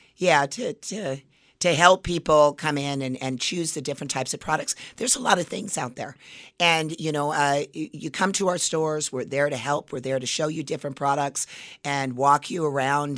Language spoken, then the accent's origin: English; Las Vegas, Nevada, United States; I grew up in Las Vegas.